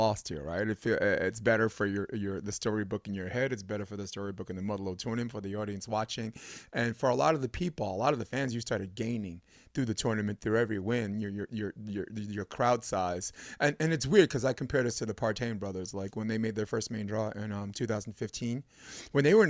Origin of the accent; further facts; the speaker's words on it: New York, United States; I'm from New York